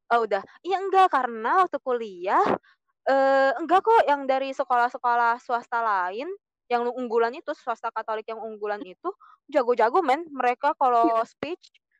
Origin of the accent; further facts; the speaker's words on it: Indonesia; moved away as an adult; now in France; waktu di Indo tuh berasa, aku minoritas